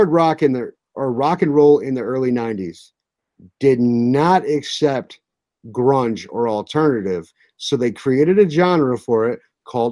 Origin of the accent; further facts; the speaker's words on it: Midwest, United States; we're from the Midwest